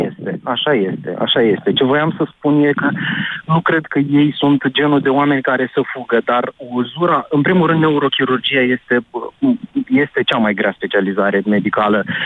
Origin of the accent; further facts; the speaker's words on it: Iași, Iași County, Romania; sunt din Iași